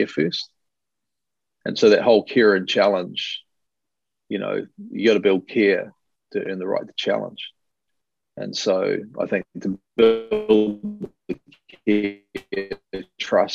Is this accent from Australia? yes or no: no; New Zealand; being Kiwi